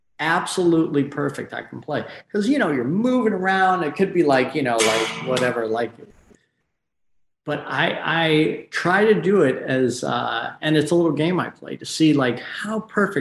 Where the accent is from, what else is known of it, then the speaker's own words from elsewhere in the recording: Michigan, United States; moved away as an adult; now in Los Angeles, United States; Right. Yeah. And I left that like right when I turned 18. So I've been out here for 1,000 years, it seems like.